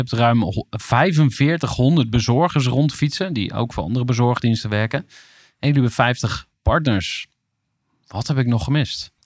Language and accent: Dutch; Amersfoort, Utrecht, Netherlands; Waar ben je geboren? Amersfoort.